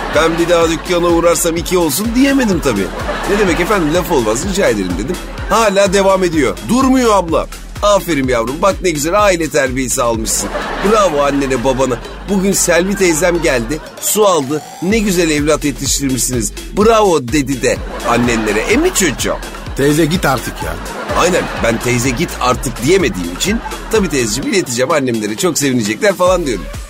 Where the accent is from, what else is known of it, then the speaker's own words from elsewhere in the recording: İzmit, Kocaeli, Turkey; now in Istanbul, Turkey; ben İzmitliyim